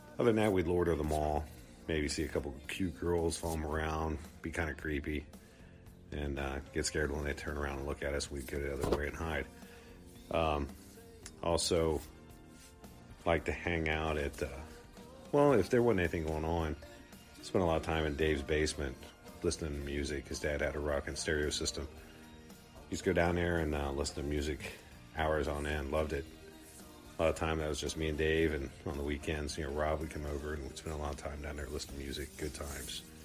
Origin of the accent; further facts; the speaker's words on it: Columbus, Ohio, United States; I grew up in Columbus